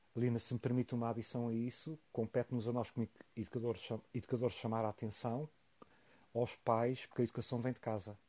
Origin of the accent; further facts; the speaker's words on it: Portugal; sim, sou orgulhosamente português